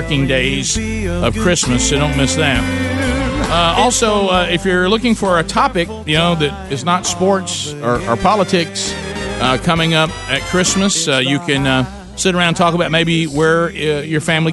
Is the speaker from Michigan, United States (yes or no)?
no; Alabama, United States; we grew up in Alabama